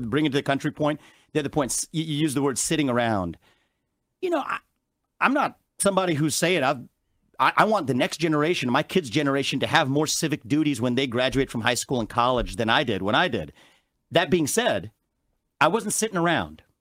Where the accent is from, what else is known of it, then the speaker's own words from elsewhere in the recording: Cincinnati, Ohio, United States; I was born in Cincinnati, Ohio